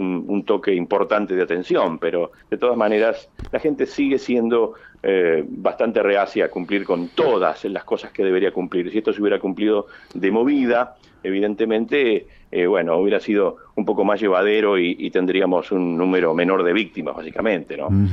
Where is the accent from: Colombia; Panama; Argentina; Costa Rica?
Argentina; Varadero; also born or lived in San Pedro; nací en San Pedro, eh, ah. pero obviamente me considero de Varadero y toda la vida me crié en Varadero